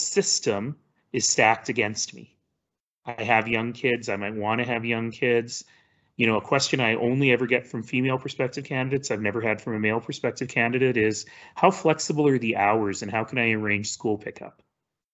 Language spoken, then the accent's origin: English; Calgary, Alberta, Canada; also born or lived in Toronto; I was born in Toronto, and I spent much of my 20s there, but I'm really a Calgarian.